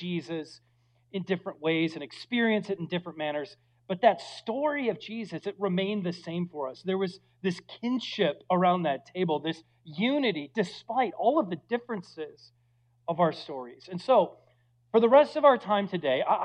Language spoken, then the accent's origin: English; Minnesota, United States; now in Phoenix, United States; I'm from Minnesota